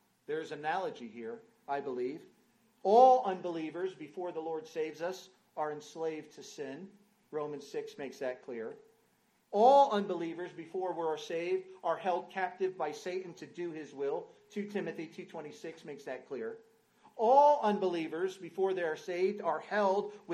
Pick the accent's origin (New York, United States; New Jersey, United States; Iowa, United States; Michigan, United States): New Jersey, United States; North Central; moved away as an adult; now in Rugby, United Kingdom; I grew up in New Jersey, North Central New Jersey